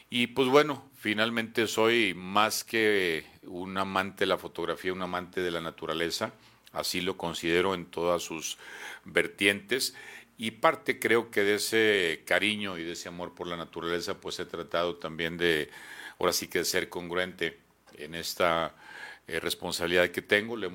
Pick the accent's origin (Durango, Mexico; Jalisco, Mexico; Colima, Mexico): Durango, Mexico; Soy duranguense de cepa, de nacimiento y tal vez hasta el final de mis días espero poderlos pasar aquí en, en mi tierra, en la que aquí nací, aquí viví, aquí estudié.